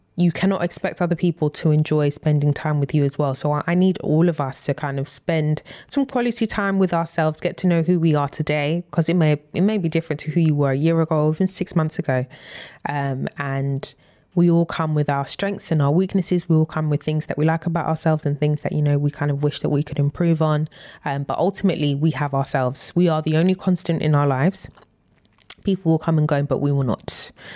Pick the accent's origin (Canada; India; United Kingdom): United Kingdom; we are British